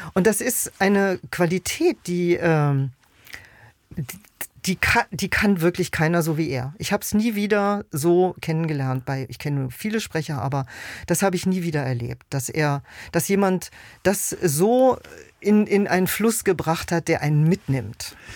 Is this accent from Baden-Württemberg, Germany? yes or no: no; Berlin, Germany; Also ich bin äh, in Westberlin geboren ein Kind der deutsch-deutschen Teilung